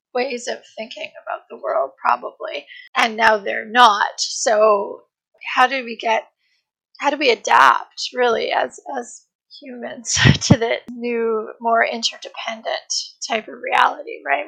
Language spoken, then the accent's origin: English; Canada; I'm from Canada